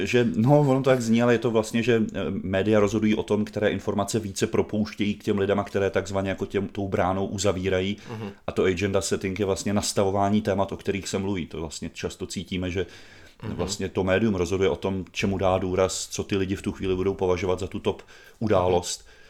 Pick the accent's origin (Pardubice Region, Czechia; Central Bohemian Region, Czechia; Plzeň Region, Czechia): Central Bohemian Region, Czechia; Brandýs nad Labem-Stará Boleslav; also born or lived in Běchovice, Prague; now in Prague, Czech Republic; u nás v Brandýse